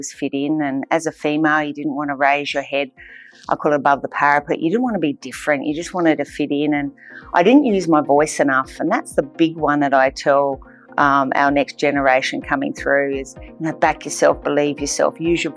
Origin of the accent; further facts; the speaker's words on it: Australia; I am an Australian